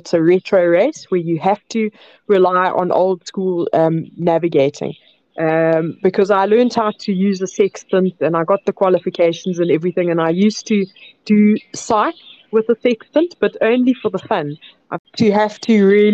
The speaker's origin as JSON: {"language": "English", "country": "South Africa", "tie": "born or raised there", "said": "I grew up inland in South Africa"}